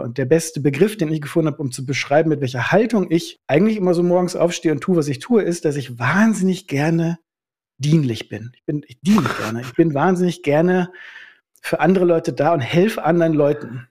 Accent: North Rhine-Westphalia, Germany; also born or lived in Schaumburger Land / Obernkirchen; now in Berlin, Germany; Ich bin eigentlich Ostwestfale

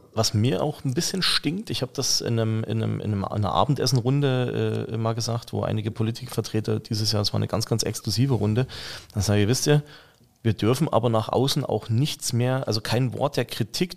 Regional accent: Saxony, Germany; moved away; ich bin ja gebürtiger Sachse.

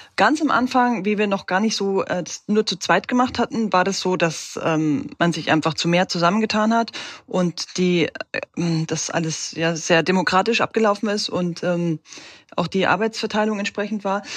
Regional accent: Regensburg, Bavaria, Germany; now in Halle, Germany; Ich komme ursprünglich aus Regensburg

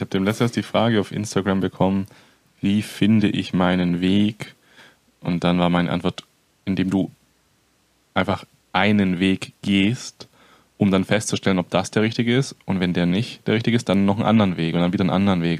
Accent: near Stuttgart, Baden-Württemberg, Germany; moved away as an adult; also born or lived in northern Germany; mein ganzes Leben schon hier unten gelebt

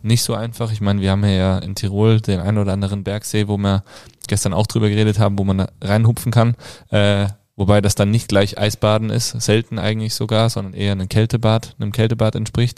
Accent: Kassel, Hesse, Germany; moved away; bei uns zu Hause äh, in Kassel, in Hessen, da wo ich herkomme

